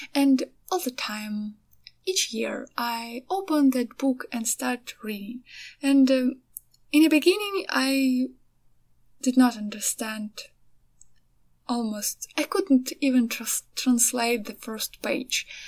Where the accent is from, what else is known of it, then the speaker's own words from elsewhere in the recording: Ukraine; also born or lived in Kyiv; I'm from Ukraine